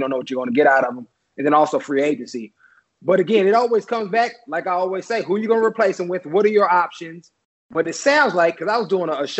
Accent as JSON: {"language": "English", "town": "Oakland", "region": "California", "country": "United States", "tie": "born or raised there", "also_born_or_lived": "Washington, D.C. / Carolina / Buffalo", "moved": "as an adult", "said": "growing up on the West Coast, especially in Oakland."}